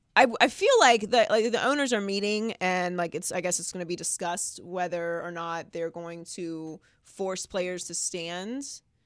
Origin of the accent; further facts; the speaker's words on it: Pittsburgh, Pennsylvania, United States; also born or lived in Miami; now in Los Angeles, United States; I'm from Pittsburgh, so we have the Penguins